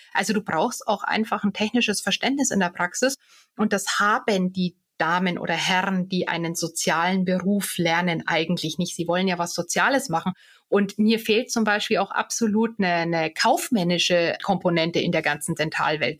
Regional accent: Bad Tölz, Bavaria, Germany; also born or lived in Munich / Bonn; now in Garmisch-Partenkirchen, Germany; ich bin ja gebürtige Tölzerin

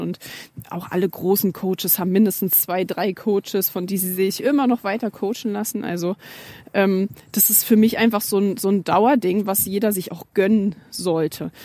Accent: Germany; bei uns in Deutschland

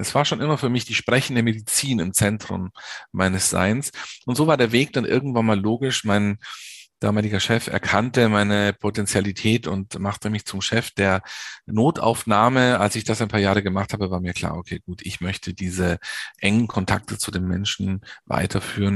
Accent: Munich, Bavaria, Germany; also born or lived in North Rhine-Westphalia; ich bin in München geboren und in München auch aufgewachsen

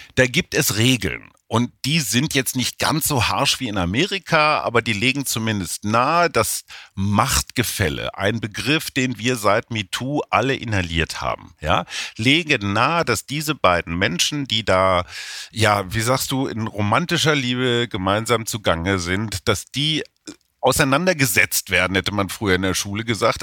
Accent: Germany; now in Berlin, Germany; als Deutsche

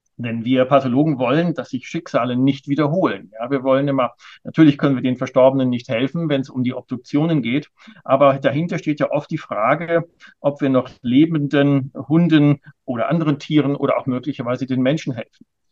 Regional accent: Ruhr area, North Rhine-Westphalia, Germany; now in Berlin, Germany; Ich bin ja im Ruhrgebiet groß geworden

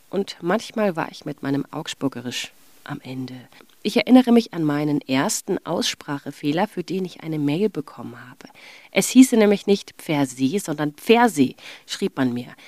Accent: Hamburg, Germany; born there; also born or lived in Passau / Munich; Das sage ich als gebürtige Hamburgerin, die die meiste Zeit ihres Lebens bisher in Bayern gelebt hat, unter anderem in Passau und an der Grenze zu Ulm und in München.

